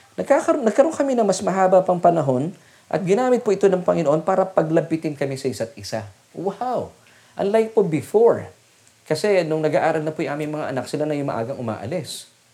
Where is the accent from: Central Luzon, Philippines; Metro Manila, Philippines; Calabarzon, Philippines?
Metro Manila, Philippines; Las Piñas; kami po ay taga Las Piñas at nananatili po kami taga Las Piñas